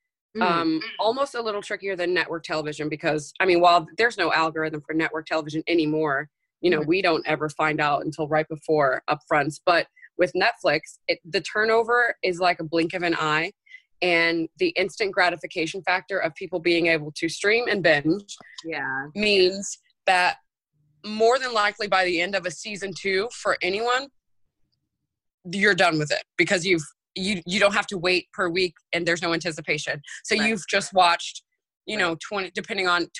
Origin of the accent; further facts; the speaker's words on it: New York City, New York, United States; moved away as an adult; now in Los Angeles, United States; I'm a New Yorker and I'm used to the go, go, go